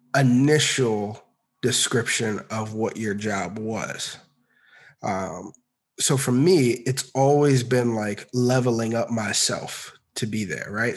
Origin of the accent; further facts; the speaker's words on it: Maryland, United States; moved away as an adult; also born or lived in Orlando, Florida / Virginia; now in Atlanta, United States; I originally grew up in uh, in Maryland